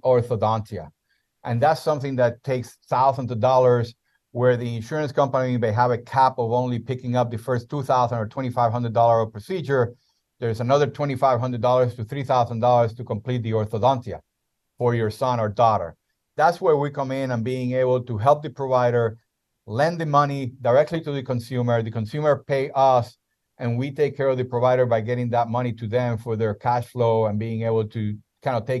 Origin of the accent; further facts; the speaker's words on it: Puerto Rico; first language Spanish; English is a second language; moved away as an adult; also born or lived in South America; now in United States; I was born and raised in Puerto Rico